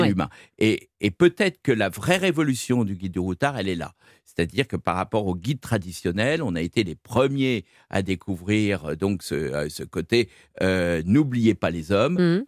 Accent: Brittany, France; en tant que breton

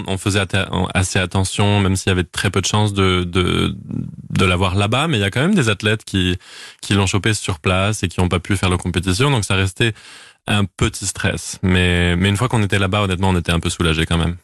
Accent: Clermont-Ferrand, Auvergne-Rhône-Alpes, France; now in Montreal, Canada; on est originaire de Clermont-Ferrand

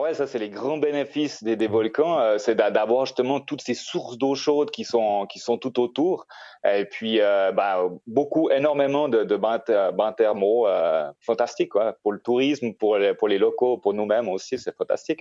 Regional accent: Switzerland; moved away as an adult; now in Costa Rica; j'ai grandi en Suisse

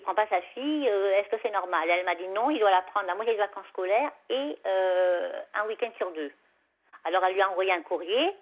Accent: Savoie, Auvergne-Rhône-Alpes, France; moved away; chez moi en Savoie, parce que moi en Savoie, quand, quand j'habite en Savoie, j'avais un petit chemin comme ça, puis il y, avait, il y avait mon chalet, quoi. Enfin, le chalet de mes parents

